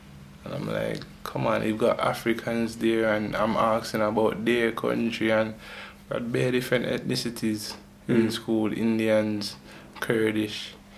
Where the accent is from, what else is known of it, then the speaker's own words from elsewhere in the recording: London, United Kingdom; growing up in London, meeting people and, like, knowing what London is like